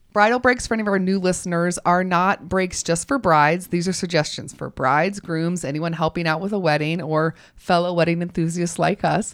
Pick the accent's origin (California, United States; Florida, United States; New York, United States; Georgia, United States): Georgia, United States; Augusta; I'm from Augusta.